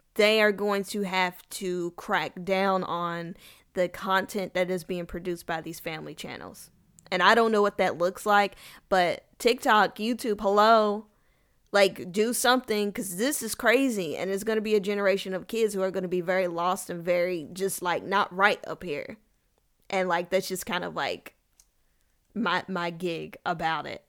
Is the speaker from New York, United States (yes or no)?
no; Kentucky, United States; now in Texas, United States; I am from Kentucky. I currently live in Texas